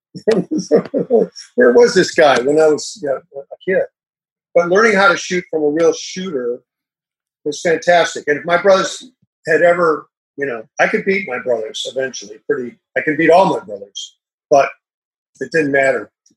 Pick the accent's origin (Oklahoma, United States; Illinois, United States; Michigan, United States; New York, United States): Illinois, United States; Illinois near Chicago, United States; I grew up in Illinois near Chicago